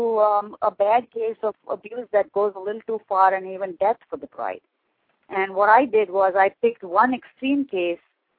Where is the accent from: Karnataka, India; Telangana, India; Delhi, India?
Karnataka, India; Belgaum; moved away as an adult; now in New Jersey, United States; I was born and raised in India, and I immigrated to the U.S. as a young bride in an arranged marriage in 1974. And my husband and I have been living in New Jersey since then.